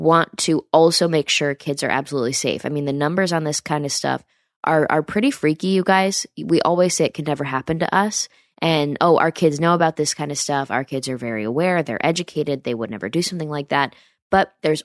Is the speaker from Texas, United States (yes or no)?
no; upstate New York, United States; near my hometown. That's where I'm from